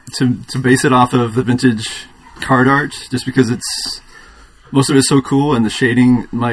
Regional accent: Indiana, United States; now in California, United States; I'm originally from Indiana, living in California

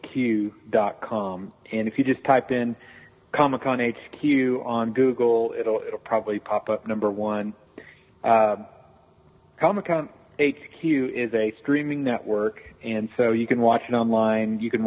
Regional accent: Tulsa, Oklahoma, United States; Tulsa, Oklahoma.

